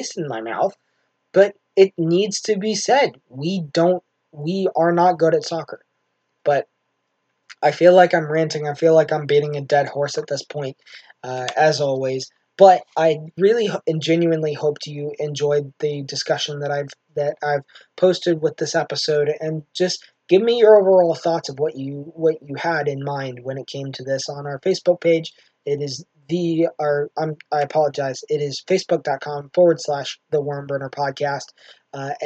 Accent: United States; as an American

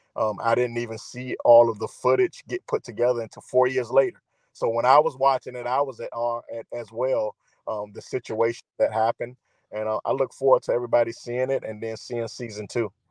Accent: Virginia, United States; I'm from Virginia

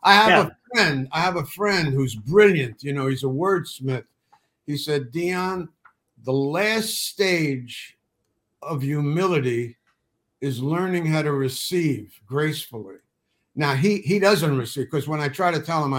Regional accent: New York City, New York, United States; I grew up in the Bronx with a mother who said, don't ever ask for help.

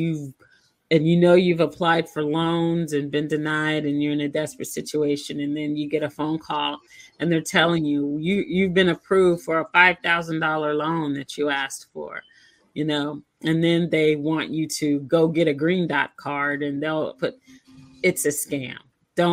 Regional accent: Kansas City, Missouri, United States; now in Arizona, United States; That's always going to be my hometown

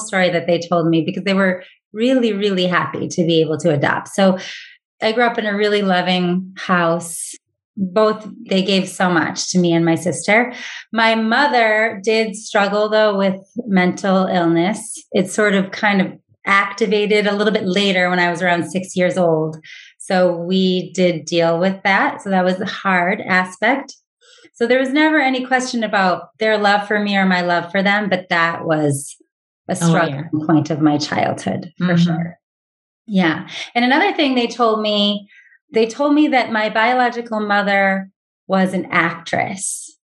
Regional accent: Watertown, Massachusetts, United States; also born or lived in Manhattan, New York; I was raised in Watertown, Massachusetts

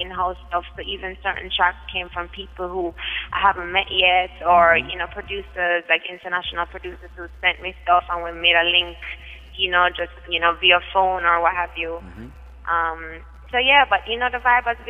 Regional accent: Kingston, Surrey, Jamaica; I am from Kingston, Jamaica.

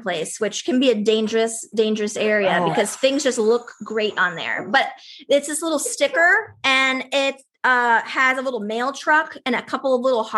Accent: Midwest, United States; moved away; the grass that we grew up with in the Midwest

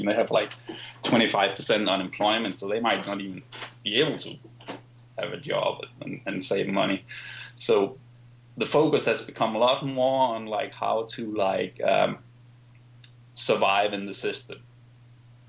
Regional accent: Denmark; I grew up in Denmark, for instance, where things like investing is not really something people

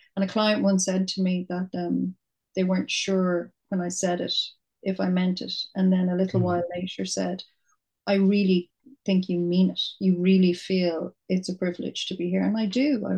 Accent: Dublin, Leinster, Ireland; I'm from Dublin. I was living in my little flat in Temple Bar for 10 years

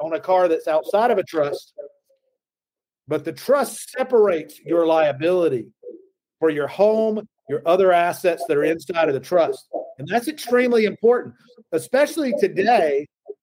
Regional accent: the South, United States; accent: Southern; as a Southerner, when I say law, it comes out somewhere around L-A-W-R

